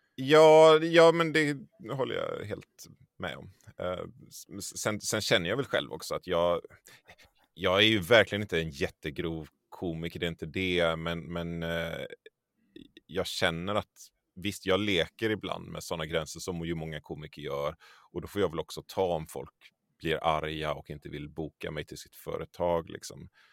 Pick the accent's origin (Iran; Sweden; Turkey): Sweden; Tollered, Västra Götaland; also born or lived in Borås; jag är uppvuxen i en, ett litet samhälle som heter Tollered. Uh, som ligger strax en, en, en, bit utanför Göteborg